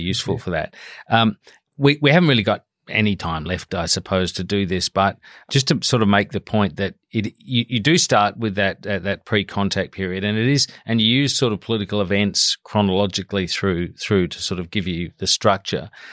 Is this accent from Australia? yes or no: yes; South Australia, Australia; I grew up in South Australia, there was a near, we were near Belair National Park